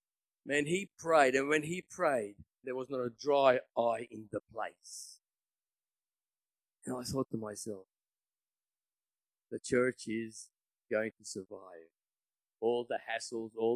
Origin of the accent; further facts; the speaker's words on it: Australia; I wasn't there as an Aussie